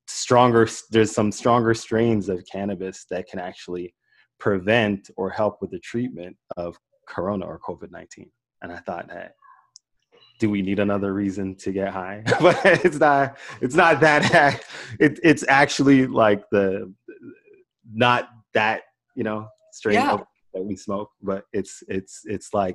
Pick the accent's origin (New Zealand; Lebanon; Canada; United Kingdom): Canada; Toronto, Ontario; also born or lived in Jamaica; I grew up in Toronto, Canada. I was born in Jamaica, but I grew up in Toronto.